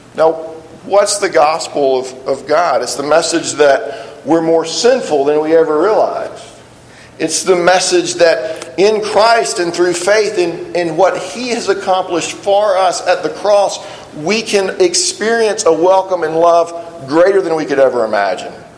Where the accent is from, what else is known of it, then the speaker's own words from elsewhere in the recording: South Alabama, United States; I grew up in South Alabama